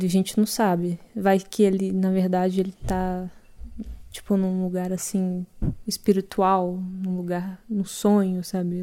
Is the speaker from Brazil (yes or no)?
yes; Cerrado, Brazil; eu cresci no Cerrado